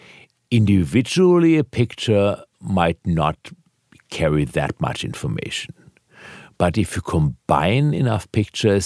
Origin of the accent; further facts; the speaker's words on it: Germany; now in United States; I was born in Germany.